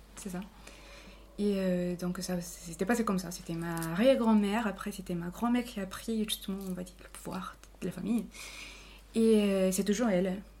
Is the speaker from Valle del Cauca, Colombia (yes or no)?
yes; Cali, Valle del Cauca, Colombia; French is a second language; moved away as an adult; also born or lived in Bogotá, Colombia / Palmira, Colombia; now in Bordeaux, France; je suis née et, euh, à Cali. Moi, j'ai vécu toute ma vie euh, dans son petit village qui est juste à côté de Cali. Mais on va dire que ma, euh, mon enfance et mon adolescence étaient passées entre Cali et ces petites villes-là.